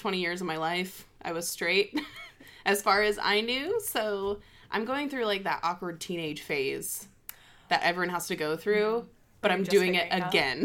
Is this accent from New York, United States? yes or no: no; Wichita, Kansas, United States; Wichita, where I'm from